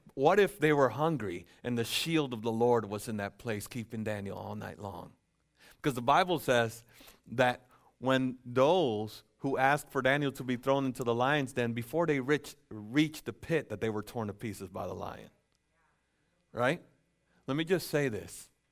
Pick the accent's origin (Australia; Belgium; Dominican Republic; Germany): Dominican Republic; also born or lived in Lucas County, Ohio; now in United States; I'm from the Dominican Republic, and, um, um, by birth